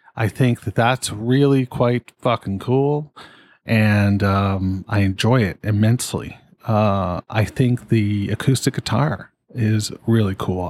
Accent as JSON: {"language": "English", "country": "Canada", "said": "being a Canadian"}